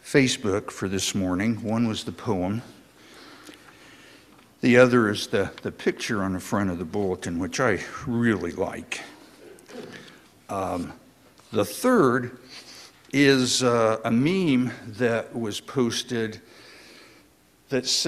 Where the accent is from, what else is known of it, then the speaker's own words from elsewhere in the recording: Indiana, United States; moved away; a truly lifelong friend of mine who I grew up with down in Indiana